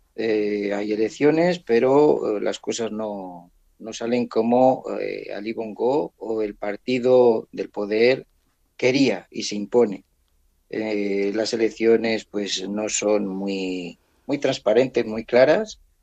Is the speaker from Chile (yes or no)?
no; San García de Ingelmos, Castile and León, Spain; now in Gabon; de vacaciones en San García de Ingelmos, en, en mi pueblo, en Ávila